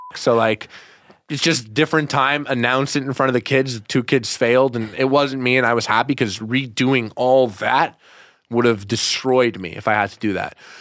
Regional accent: Montreal, Quebec, Canada; I'm from Montreal, Canada.

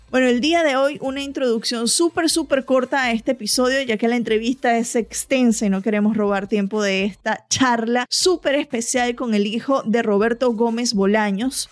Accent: Venezuela; moved away as an adult; now in United States; yo soy venezolana, crecí en Venezuela, me mudé a Estados Unidos ya cuando estaba en mis early 20s

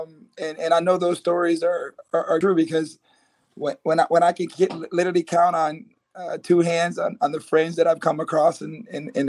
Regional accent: United States; growing up in America, especially in the inner cities

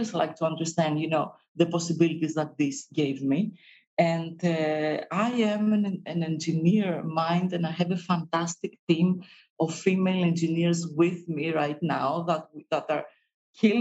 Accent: Greece; we come from Greece, but we also come from a pharmacy

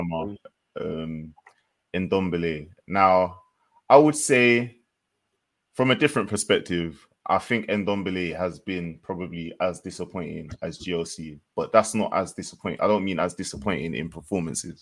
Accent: Jamaica; as a Jamaican

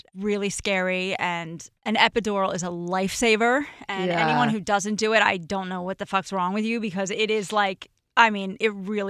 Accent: New Jersey, United States; moved away as an adult; we're both from Jersey.

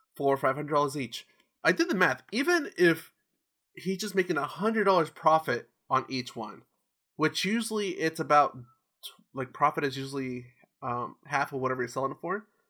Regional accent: Orange County, California, United States; I grew up in here, I grew up in Orange County

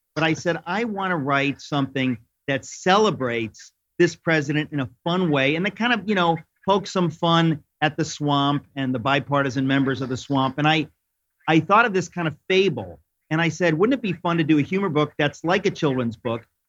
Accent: New York, United States; I'm a New Yorker

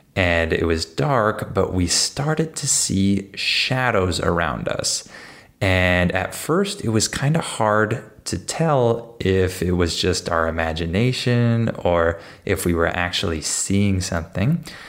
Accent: San Diego, California, United States; I grew up in San Diego

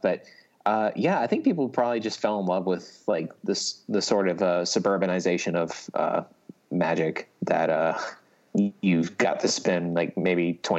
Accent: South Georgia, United States; growing up in South Georgia

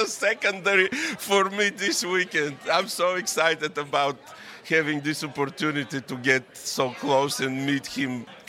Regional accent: Bulgaria; English is a second language; now in Connecticut, United States; I'm originally from Bulgaria, but I live here in the States on the East Coast, in Connecticut.

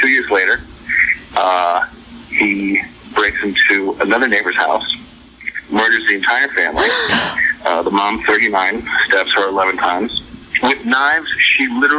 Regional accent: Rhode Island, United States; I'm from Rhode Island

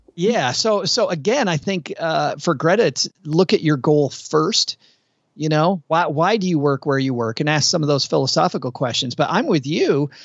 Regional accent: Kalamazoo, Michigan, United States; moved away; Close to Lake Michigan. I, I'm from Kalamazoo.

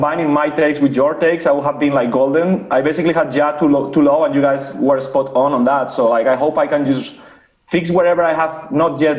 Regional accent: Spain; now in Sweden; Like, I live in Sweden. I've been living here for a while now, but I'm from Spain originally.

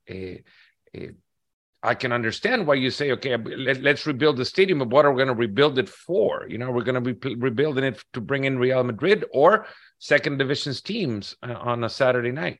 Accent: El Salvador; I'm from El Salvador

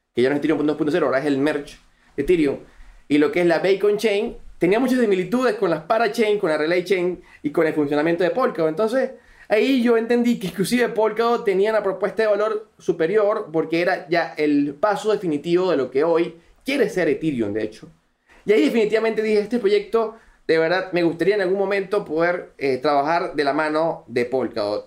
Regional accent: Venezuela; accent: Venezuelan; me encuentro en Venezuela, si lo podrán notar por mi acento, soy venezolano, todavía radico en Venezuela

